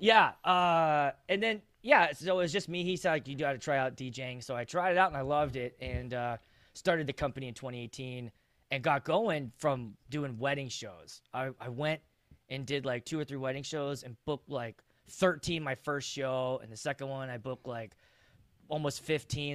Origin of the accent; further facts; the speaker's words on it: Pittsburgh, Pennsylvania, United States; now in Minnesota, United States; I'm actually from the East Coast. I'm from Pittsburgh originally.